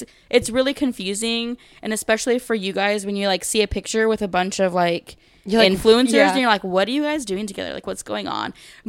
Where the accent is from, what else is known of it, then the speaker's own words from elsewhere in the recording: California, United States; The only question Gabe answered was where we're from, and he's like, we're from California, and that was literally it.